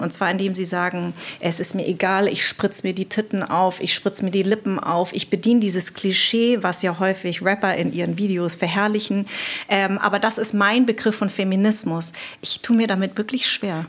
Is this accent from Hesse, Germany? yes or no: yes; Darmstadt, Hesse, Germany; accent: Hessisch; ich bin in Darmstadt groß geworden